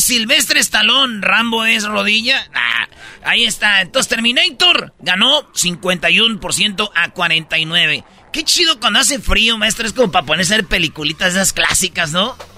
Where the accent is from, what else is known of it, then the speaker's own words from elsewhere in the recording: Michoacán, Mexico; luego nací yo, en filita, güey, todos, cinco, somos de Michoacán